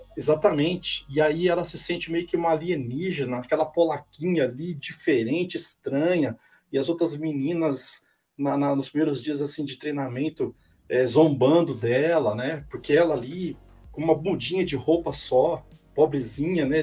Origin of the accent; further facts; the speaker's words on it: Paraná, Brazil; now in São Paulo, Brazil; Eu sou do Paraná, uhum. moro aqui hoje, eu tô em São Paulo, mas eu sou um paranaense